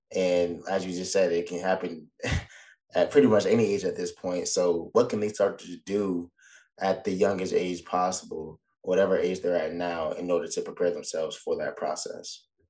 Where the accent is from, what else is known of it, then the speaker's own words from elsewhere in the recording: Orlando, Florida, United States; the Orlando Magic, right? And, and, and with that being my hometown